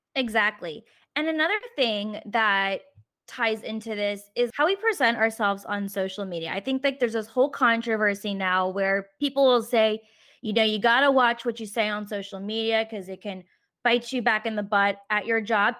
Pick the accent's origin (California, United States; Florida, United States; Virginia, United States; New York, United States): Virginia, United States; Richmond; moved away; I'm currently back in my hometown of Richmond, Virginia for the whole month of April